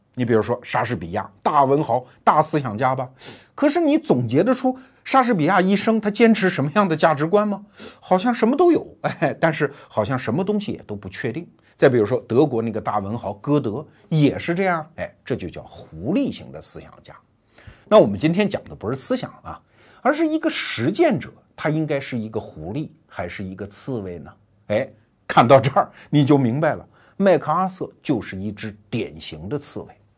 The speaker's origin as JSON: {"language": "Chinese", "country": "China", "said": "我们中国人"}